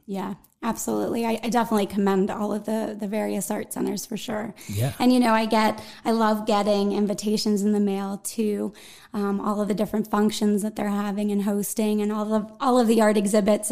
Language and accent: English; Greensburg, Pennsylvania, United States; also born or lived in New York; when I was a little girl, I grew up in Greensburg